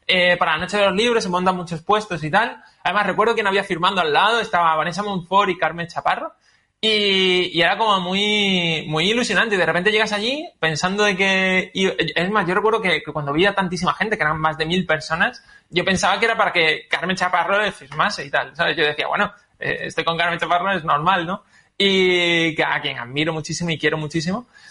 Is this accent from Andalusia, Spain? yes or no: yes; Málaga, Andalusia, Spain; yo que soy de Málaga